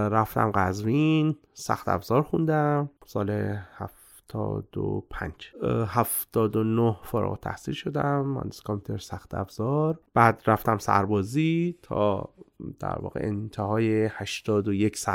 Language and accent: Persian; Abadan, Khuzestan, Iran; born there; متولد آبادان هستم از سمت پدری خب اصالتا هم